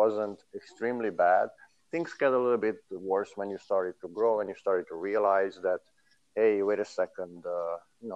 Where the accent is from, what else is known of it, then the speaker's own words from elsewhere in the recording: Romania; moved away; being born there